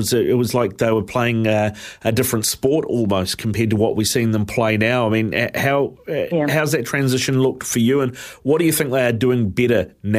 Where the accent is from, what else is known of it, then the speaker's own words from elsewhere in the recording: New Zealand; if I take the emotion of being a Kiwi out